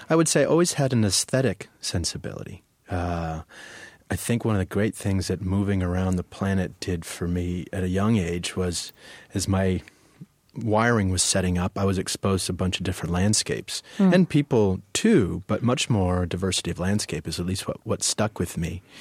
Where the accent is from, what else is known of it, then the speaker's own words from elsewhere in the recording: Chicago, Illinois, United States; also born or lived in Winnetka; Chicago's my hometown. I was born in Chicago.